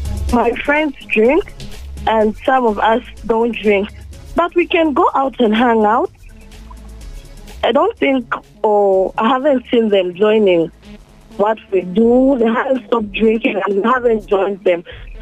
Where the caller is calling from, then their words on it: Chingola, Copperbelt Province, Zambia; I'm calling from Chingola.